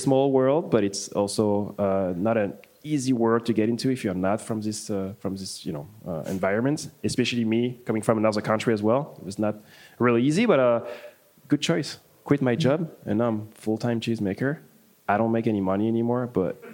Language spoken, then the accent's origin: English; Paris, Île-de-France, France; moved away as an adult; now in Milwaukee, United States; I'm from France, from Paris